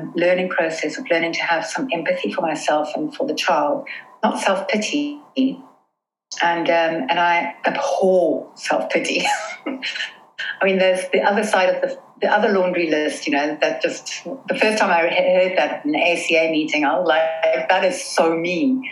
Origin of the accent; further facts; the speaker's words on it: South Africa; now in London, United Kingdom; we grew up in South Africa